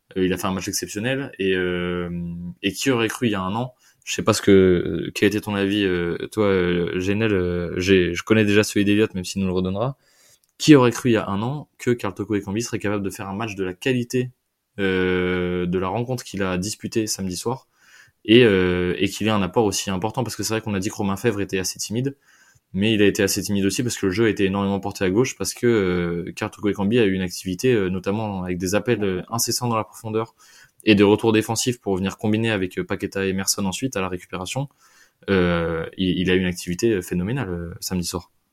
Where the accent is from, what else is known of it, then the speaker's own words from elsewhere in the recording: Lyon, Auvergne-Rhône-Alpes, France; nous avec avec …, on est on est Lyonnais pure souche